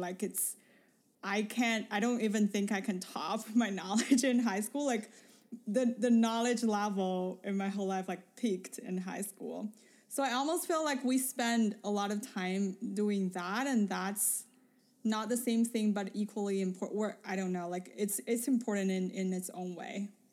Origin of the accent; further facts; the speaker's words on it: Beijing, China; moved away; I came from Beijing